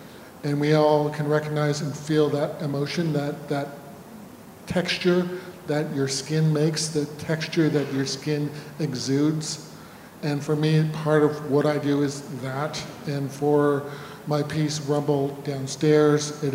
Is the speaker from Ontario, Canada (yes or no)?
yes; Northern Ontario, Canada; growing up in Northern Ontario